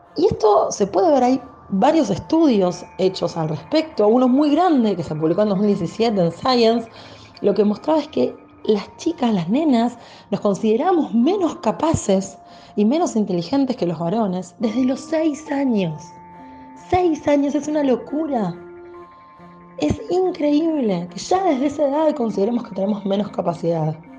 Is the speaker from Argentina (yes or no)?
yes; Argentina